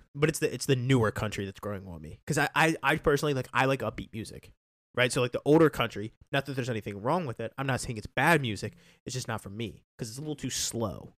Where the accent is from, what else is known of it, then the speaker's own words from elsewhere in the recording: Taneytown, Maryland, United States; I love my hometown more, I love Tawny Town, Maryland